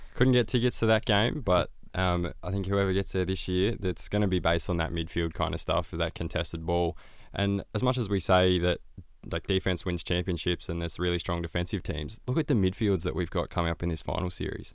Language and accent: English; Bendigo, Victoria, Australia; Played a lot of volleyball and basketball growing up in Bendigo